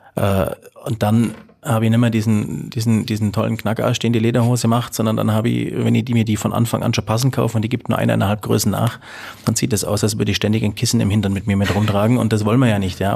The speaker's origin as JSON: {"language": "German", "area": "Allgäu", "region": "Bavaria", "country": "Germany", "said": "bei uns im Allgäu"}